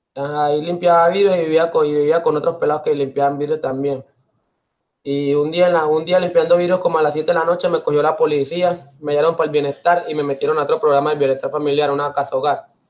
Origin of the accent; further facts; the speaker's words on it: Carepa, Antioquia, Colombia; also born or lived in Riohacha, La Guajira; Yo soy de Hacha, de Hacha, La Guajira. Pues soy criado en, Carepa, Antioquia